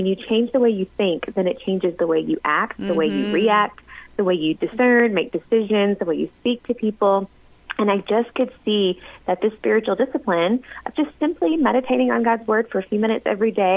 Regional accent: the South, United States; now in Sikeston, Missouri, United States; I grew up in the South in a little Baptist church

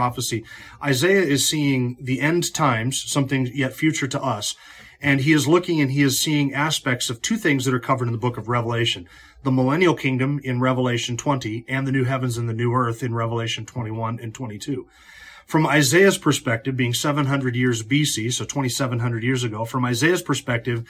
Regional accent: North Idaho, United States; growing up in North Idaho

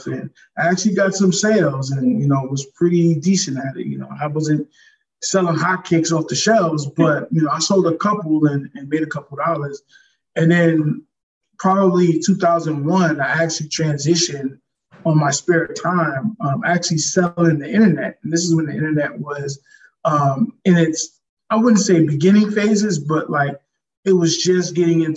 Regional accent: New York City, New York, United States; moved away as an adult; now in San Diego, United States; I'm originally from Brooklyn, New York. Currently, I'm in San Diego, California. I've been here since 2012 officially

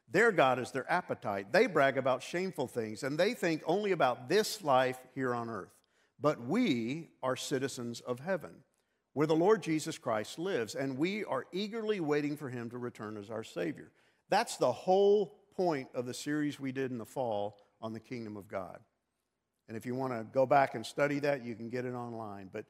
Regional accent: Texas, United States; born there; Well, wait a minute, Ken, I was born in Texas. Well, good for you, so was I.

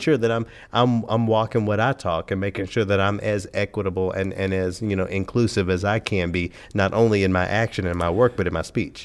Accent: Memphis, Tennessee, United States; growing up in Memphis, okay, a predominantly black city

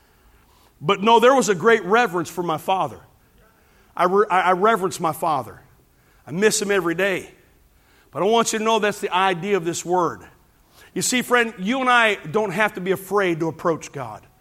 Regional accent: Hammond, Indiana, United States; growing up in Hammond, Indiana

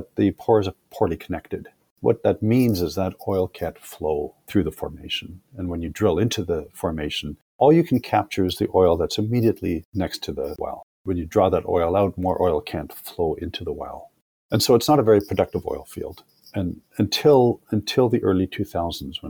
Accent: Calgary, Alberta, Canada; moved away; growing up in Calgary mattered

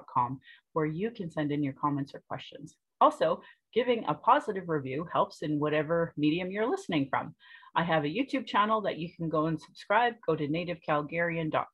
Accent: Calgary, Alberta, Canada; I was born in Calgary or in Blackfoot Mokinstis

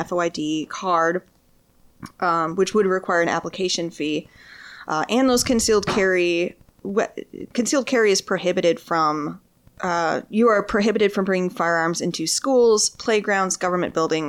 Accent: Detroit, Michigan, United States; my hometown city of Detroit

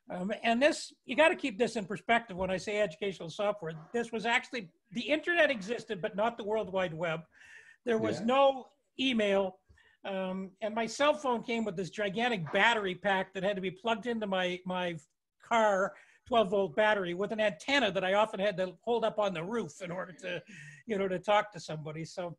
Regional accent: Toronto, Ontario, Canada; I mean, I grew up in Toronto.

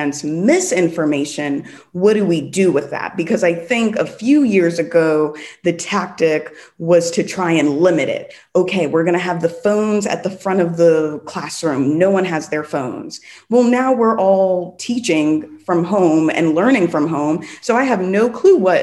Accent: New York, United States; moved away as an adult; also born or lived in South Los Angeles, California; now in Los Angeles, United States; I'm from New York

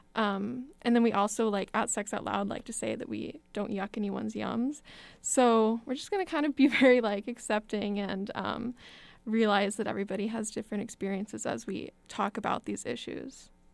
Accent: Texas, United States; moved away as an adult; now in Madison, United States; I'm from Texas

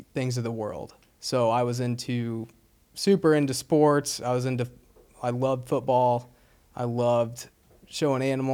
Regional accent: Wabash, Indiana, United States; moved away as an adult; also born or lived in Idaho; I was from Wabash, Indiana

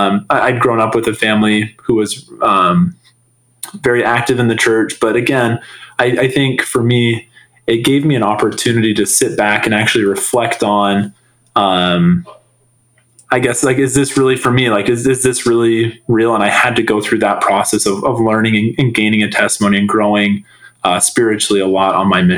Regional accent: Salt Lake City, Utah, United States; So I grew up in Salt Lake City, from the age of 12 on. Previous to that, my family had moved around a lot, growing up, but Salt Lake City was always home.

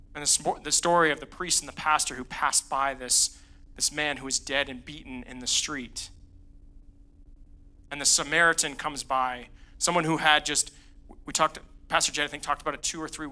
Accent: Northeast, United States; now in Colorado Springs, United States; I grew up in the Northeast, which is a very unchurched part of the country.

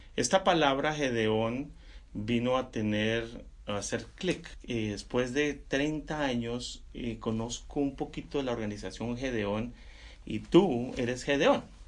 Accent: Sogamoso, Boyacá, Colombia; yo soy colombiano también. Crecí en un lugar que eh, se llama Sogamoso, Boyacá

